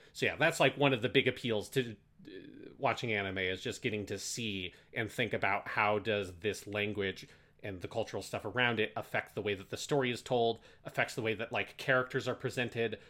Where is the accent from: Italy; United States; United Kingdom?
United States; particularly being American